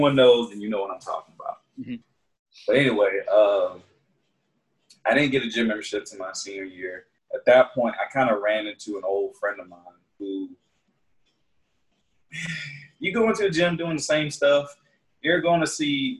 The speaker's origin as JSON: {"language": "English", "town": "Augusta", "region": "Georgia", "country": "United States", "said": "The place where I'm from in Georgia is called Augusta, small city."}